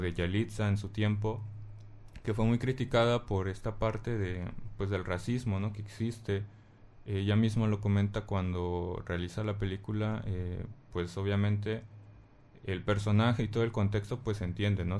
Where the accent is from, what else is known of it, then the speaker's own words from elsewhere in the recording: Mexico; aquí en México